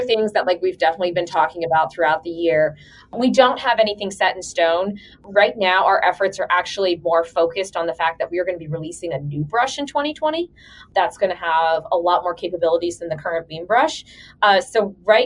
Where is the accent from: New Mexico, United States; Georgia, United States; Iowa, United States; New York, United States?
Georgia, United States; Atlanta; moved away as an adult; also born or lived in Bloomington, Indiana; now in Columbus, United States; originally I'm from Atlanta